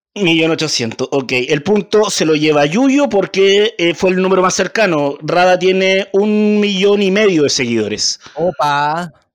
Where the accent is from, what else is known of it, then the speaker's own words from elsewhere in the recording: Chile; yo estudié en una de las mejores universidades de este país